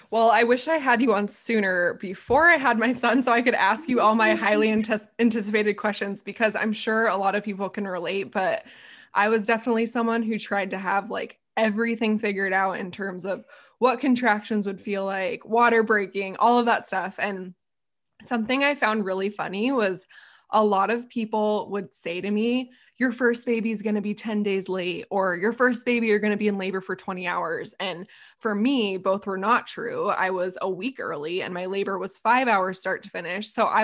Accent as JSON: {"language": "English", "town": "Calgary", "region": "Alberta", "country": "Canada", "said": "I'm from Calgary in Canada."}